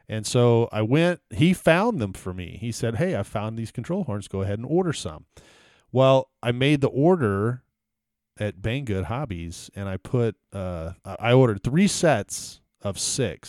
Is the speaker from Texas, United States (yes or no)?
yes; Houston, Texas, United States; I grew up in Texas and, uh, every, I never had a white Christmas ever because e-, every, you know, every year, I, I grew up in Houston